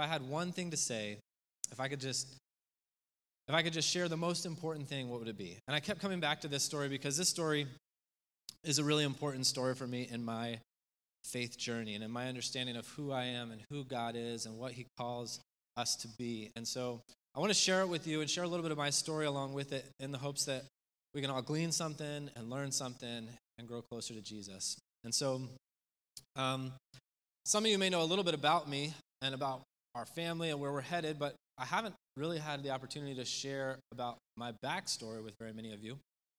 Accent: Spain; My parents moved overseas when I was in the third grade, and I grew up in Spain.

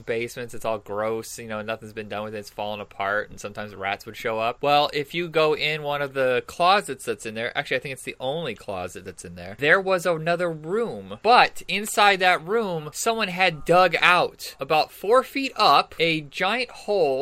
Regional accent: Indiana, United States; The house that I grew up in Indiana

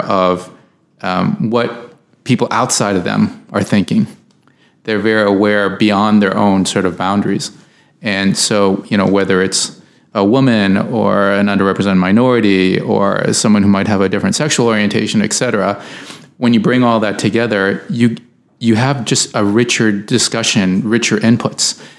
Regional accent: United States; I, am an American

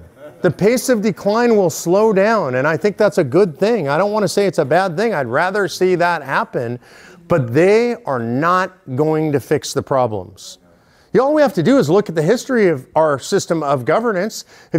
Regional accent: California, United States; now in Texas, United States; California, which is where I'm originally from

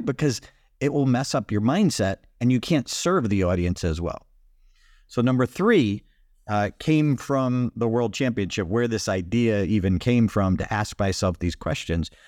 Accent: Boston, Massachusetts, United States; I come from Boston, we call it times

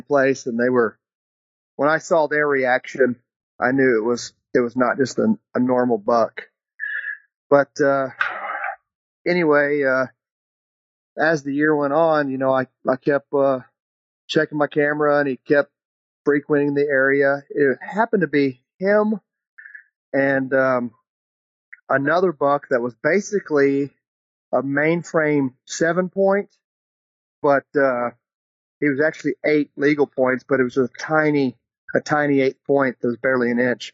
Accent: Forney, Texas, United States; I'm from Forney, Texas, just outside of Dallas.

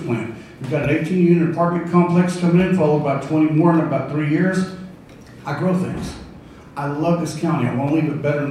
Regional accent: La Grange, Texas, United States; also born or lived in Ellinger, Texas; I'm originally from LaGrange.

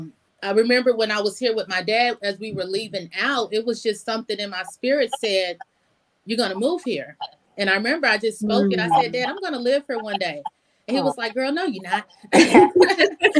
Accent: Miami, Florida, United States; also born or lived in Kentucky / Indiana; now in Louisville, United States; I grew up in Miami where it was a melting pot

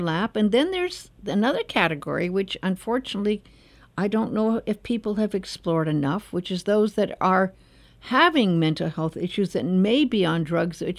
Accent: Los Angeles, California, United States; I was born in Los Angeles and raised.

